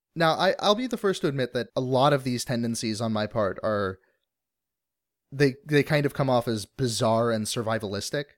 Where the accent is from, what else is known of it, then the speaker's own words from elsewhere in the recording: Alaska, United States; moved away; growing up in Alaska